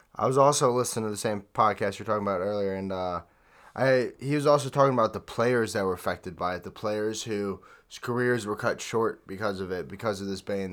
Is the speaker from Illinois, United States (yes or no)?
no; St. Louis, Missouri, United States; I'm from Saint Louis